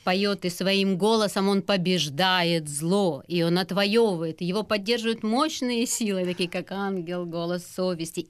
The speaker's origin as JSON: {"language": "Russian", "country": "Ukraine", "said": "у себя на родине, угу. на нашей любимой батькивщине Украине"}